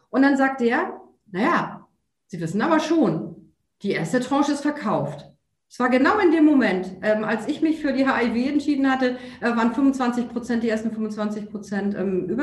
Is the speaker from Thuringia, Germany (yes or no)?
no; Hamburg, Germany; der Weg als Hamburgerin ins Hamburger Rathaus ähm, ist deutlich leichter und schneller als der Weg aus Hamburg oder Berlin